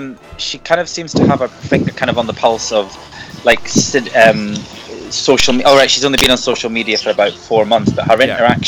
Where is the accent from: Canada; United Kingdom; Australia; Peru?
United Kingdom; Glasgow, Scotland; As a Glaswegian